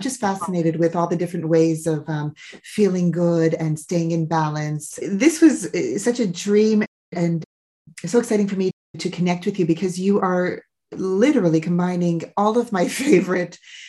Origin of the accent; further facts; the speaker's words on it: Canada; I'm Canadian born, and my grandparents, my family is from Eastern Europe